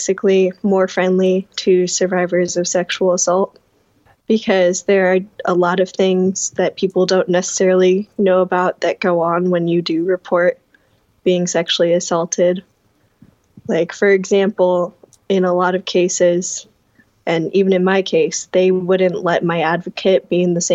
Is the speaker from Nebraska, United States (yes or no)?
yes; Omaha, Nebraska, United States; moved away as an adult; now in Wayne, United States; I am originally from Omaha, but I currently go to school in Wayne